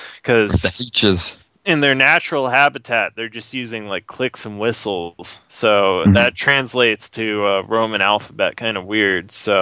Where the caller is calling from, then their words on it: Quebec, Canada; I'm calling from Quebec.